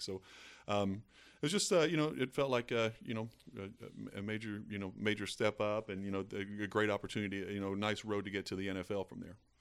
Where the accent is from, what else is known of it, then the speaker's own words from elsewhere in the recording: Eastern Kentucky, United States; a kid growing up in Eastern Kentucky